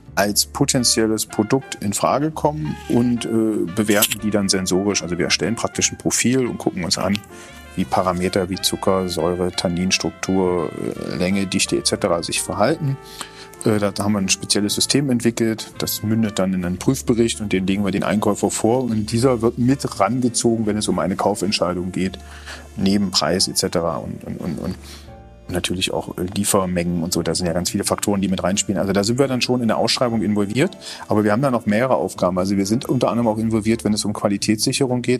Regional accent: Germany; wir Deutschen

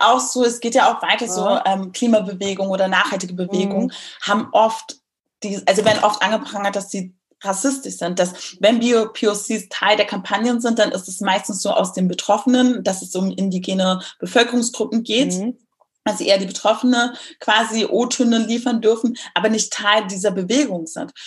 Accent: Berlin, Germany; moved away as an adult; also born or lived in Munich; musste dann als Berlinerin nach München ziehen

